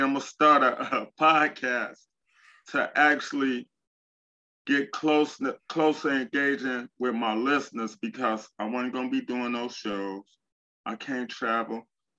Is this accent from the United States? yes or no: yes; Chicago, Illinois, United States; Well, I'm from Chicago. All of the stories that you hear about Chicago, like the negativity, it's negative stuff everywhere, but it's not bad as people make it out.